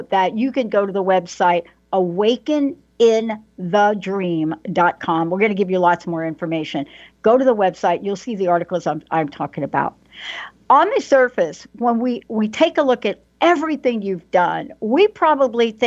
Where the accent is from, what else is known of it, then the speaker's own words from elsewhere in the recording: New York City, New York, United States; I'm a girl from the Bronx that could hardly read and write